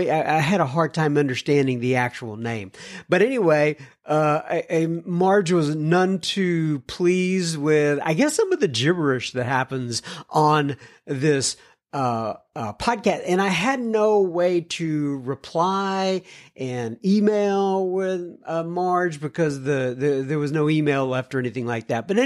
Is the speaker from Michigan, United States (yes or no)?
yes; Ypsilanti, Michigan, United States; I'm from Ypsilanti, Yippers. But nonetheless, I live in Ypsilanti.